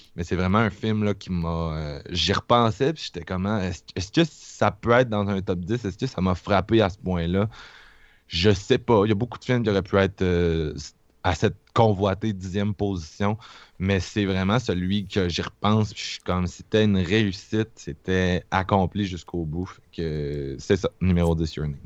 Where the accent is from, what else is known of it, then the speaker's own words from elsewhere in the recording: Quebec, Canada; je viens de Québec